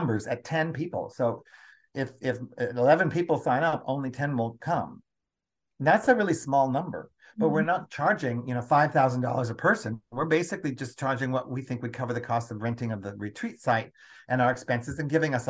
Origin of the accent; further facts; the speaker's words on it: United States; born and raised in the United States of America